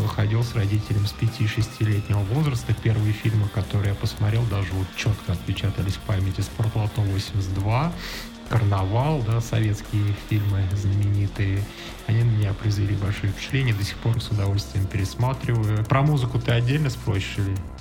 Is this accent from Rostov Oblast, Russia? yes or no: no; Orsk, Orenburg Oblast, Russia; мой родной город Орск, соответственно, Оренбургская Московская область